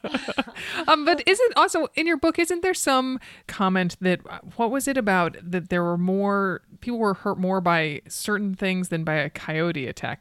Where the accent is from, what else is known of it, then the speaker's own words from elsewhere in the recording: East Coast, United States; moved away; I grew up on the East Coast